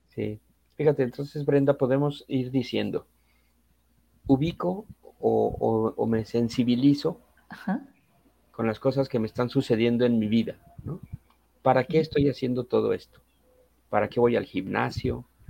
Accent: Mexico City, Mexico; Yo soy de la Ciudad de México

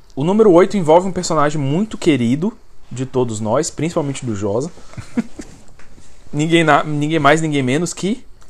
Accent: Goiás, Brazil; eu não cresci em Brasília, eu cresci no Goiás

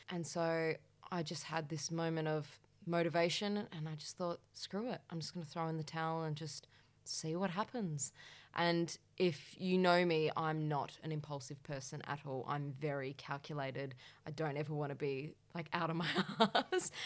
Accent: Perth, Western Australia, Australia; moved away as an adult; now in Melbourne, Australia; So I moved from Perth to Melbourne, and I, at the same time, was moving out of home. I'd never lived out of home in Perth

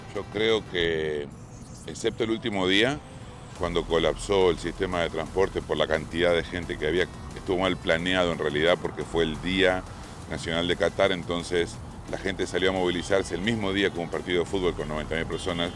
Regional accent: Argentina; mi país se consagró. Fue Argentina el campeón del mundo, como muchos esperábamos, no como argentino

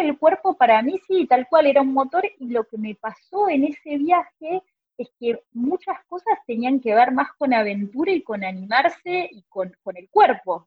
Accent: Argentina

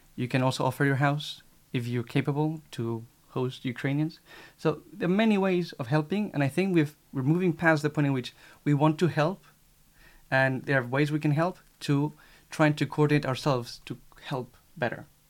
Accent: Spain; now in Paris, France; I am from Spain, 23 years old

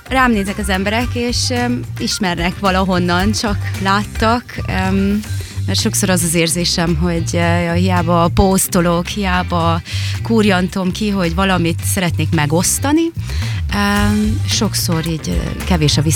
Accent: Târgu Mureș, Mureș County, Romania; moved away as an adult; also born or lived in Germany / Canary Islands; régenben születtem, és itt nőttem fel vásárhelyen

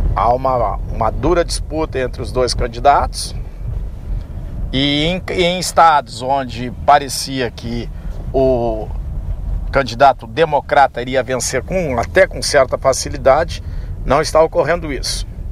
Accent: Pelotas, Rio Grande do Sul, Brazil; moved away as an adult; now in Rio Grande, Brazil; em Pelotas, minha terra natal

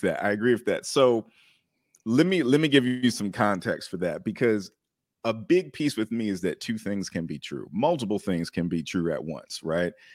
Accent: Maryland, United States; I'm originally from Maryland

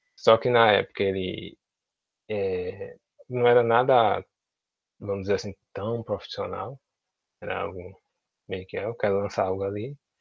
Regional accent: Senhor do Bonfim, Bahia, Brazil; also born or lived in Juazeiro, Bahia; eu sou de Senhor do Bonfim, Senhor do Bonfim, na Bahia, que fica próximo a Juazeiro

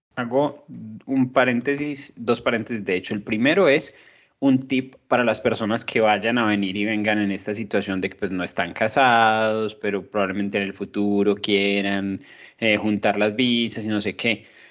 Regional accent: Colombia; moved away; nosotros como colombianos

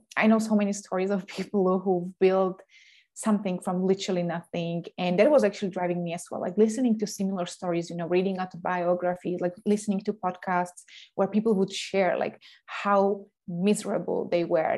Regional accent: Slovakia; moved away as an adult; also born or lived in Denmark / Canada / England; now in Sweden; I'm coming originally from Slovakia

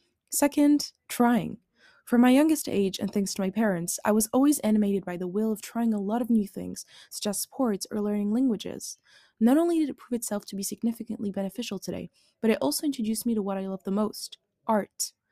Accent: Neuilly-sur-Seine, Île-de-France, France; born there; I was born in Neuilly-sur-Seine, a town in the west of Paris, from an Algerian father and a Franco-Algerian mother. So maybe you guessed it, but I am very Algerian.

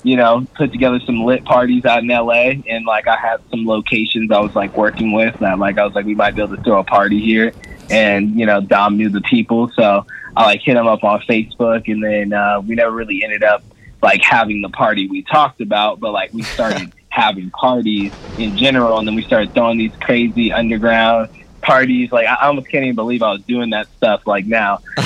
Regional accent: Sacramento, California, United States; I'm actually originally from Sacramento.

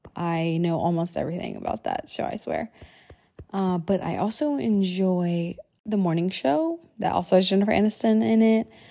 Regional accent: United States; born or raised there; also born or lived in Huazhou, China / Guangzhou, China

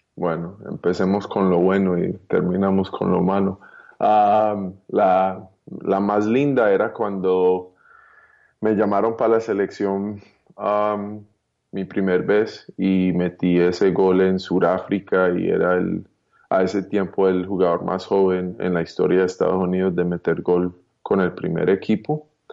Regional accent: Colombia; also born or lived in United States; now in Miami, United States; yo nací en Colombia

